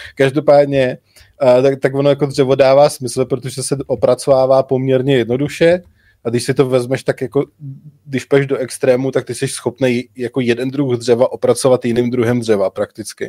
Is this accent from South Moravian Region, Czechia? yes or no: no; South Bohemian Region, Czechia; My, co nejsme přímo z Budějovic, jsme z Jižních Čech, tak říkáme Budějovice